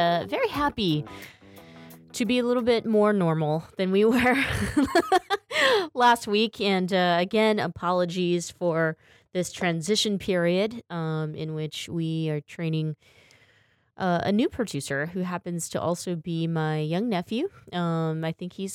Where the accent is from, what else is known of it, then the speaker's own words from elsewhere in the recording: Stockton, California, United States; Kenny and I, you know, we grew up in Stockton, California